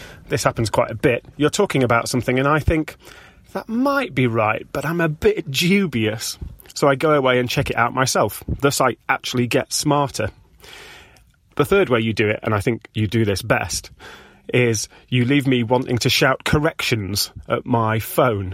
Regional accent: Sheffield, Yorkshire and the Humber, United Kingdom; I'm from Sheffield, just on the edge of the Peak District.

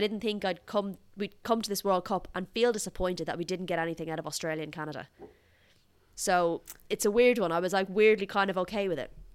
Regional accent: Ireland; I'm Irish

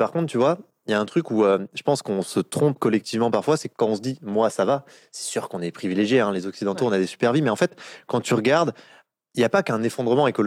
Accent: Bourgogne-Franche-Comté, France; born there; moi, je suis né dans le Jura, donc euh, dans un petit village de 200 habitants.

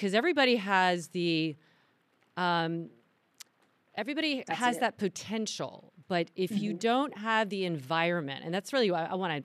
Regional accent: the South, United States; I grew up in the South

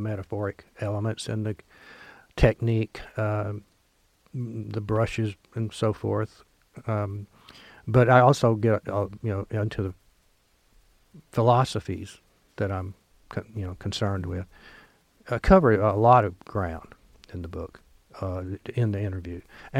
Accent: Oxford, Mississippi, United States; Lemuria stocks at Square Books in Oxford, my hometown.

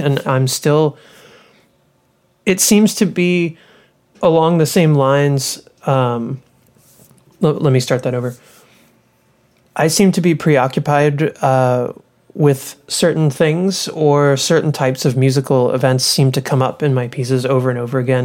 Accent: Louisville, Kentucky, United States; also born or lived in Austin, Texas; now in Ithaca, United States; I grew up in Louisville, Kentucky

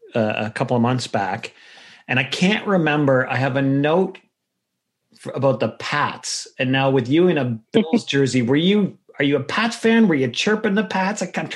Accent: Whitby, Ontario, Canada; So I grew up in Whitby

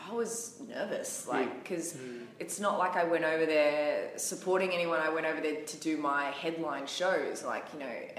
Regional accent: Gold Coast, Queensland, Australia; where I'm from, like the Gold Coast, we don't have many venues.

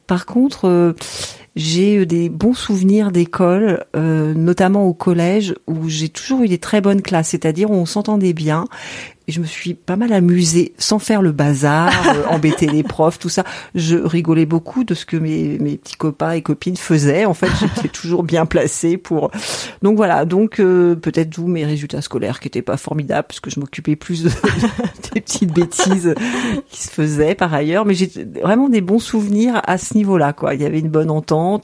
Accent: Normandy, France; now in Quimper, France; Je suis originaire de Normandie

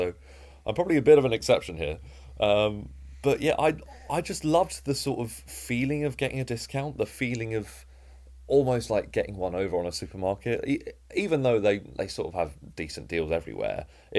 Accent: East of England, United Kingdom; So I was born and raised in Essex, so I'm an Essex boy, although you can't really hear it in my accent.

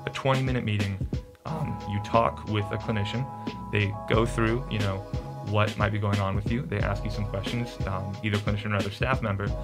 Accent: Olathe, Kansas, United States; moved away as an adult; now in Arkansas, United States; I'm from Kansas City, Kansas, a suburb called Olathe

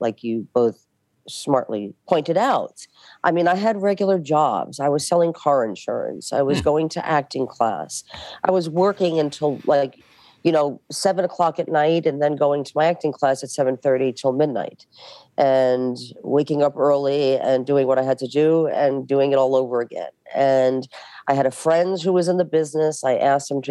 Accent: New York City, New York, United States; moved away; I'm from Bensonhurst

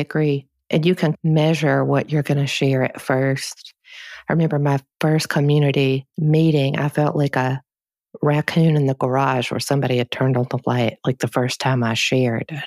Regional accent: United States; we're taught as Americans

